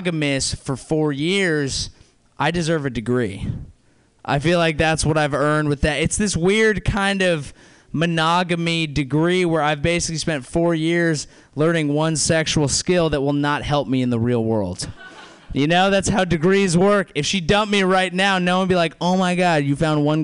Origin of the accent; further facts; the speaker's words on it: South Bay, California, United States; Grew up here. South Bay